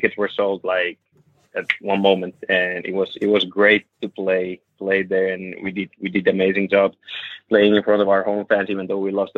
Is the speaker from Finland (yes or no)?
yes; Finland; moved away as an adult; now in Tenerife, Spain; we're living away from Finland.